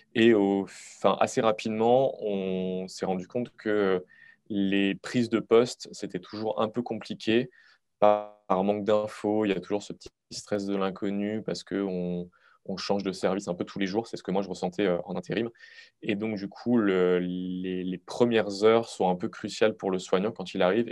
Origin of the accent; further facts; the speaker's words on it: Moselle, Grand Est, France; je suis originaire de Moselle